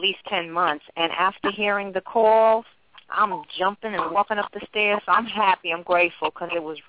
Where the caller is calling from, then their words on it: New York, United States; I'm calling from New York